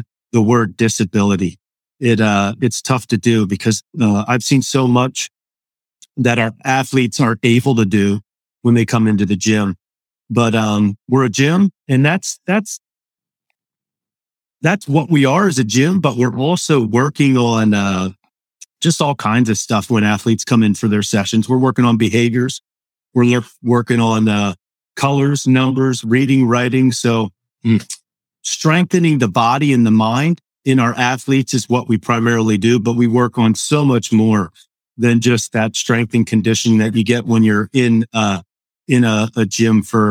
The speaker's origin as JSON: {"language": "English", "town": "Hershey", "region": "Pennsylvania", "country": "United States", "tie": "born or raised there", "also_born_or_lived": "Overland Park, Kansas / St. Charles, Maryland / Elizabethtown, Pennsylvania / Lancaster, Pennsylvania", "said": "around the age of five, moved to Hershey area. And about 8 years after that, moved to Elizabethtown. So I ended up in Lancaster at about age 13, and I've been in the area about 30 years now"}